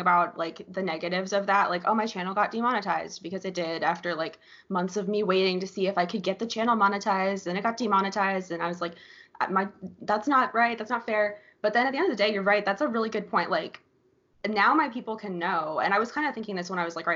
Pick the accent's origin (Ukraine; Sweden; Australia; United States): United States; Florida; I grew up in Florida my whole life. I was born here, raised here